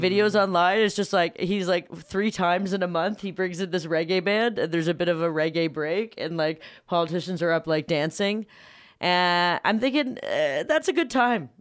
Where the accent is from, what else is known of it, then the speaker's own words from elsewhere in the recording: Toronto, Ontario, Canada; I am from Canada